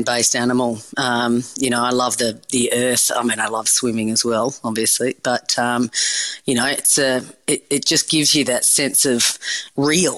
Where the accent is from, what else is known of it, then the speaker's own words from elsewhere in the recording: Perth, Western Australia, Australia; growing up in Perth, I grew up on the beach